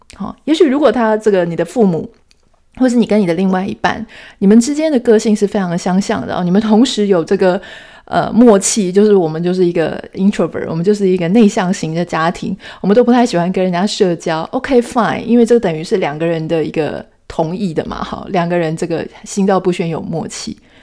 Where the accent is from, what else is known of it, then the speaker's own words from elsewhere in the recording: Taiwan; 台湾，我们是土生土长的，呃，台湾的女性